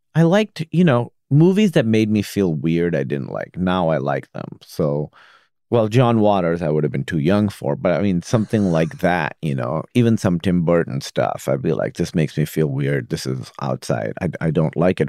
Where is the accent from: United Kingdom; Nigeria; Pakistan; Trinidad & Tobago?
Pakistan; now in United States; I grew up in Pakistan